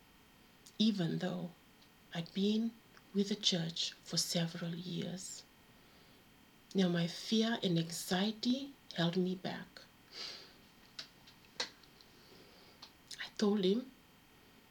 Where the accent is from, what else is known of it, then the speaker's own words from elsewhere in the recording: Fiji; now in United Kingdom; I grew up in Fiji